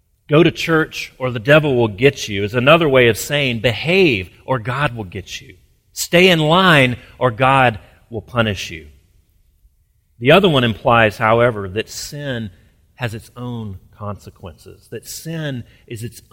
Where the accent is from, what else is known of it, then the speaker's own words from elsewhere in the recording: Alabama, United States; I grew up near in Alabama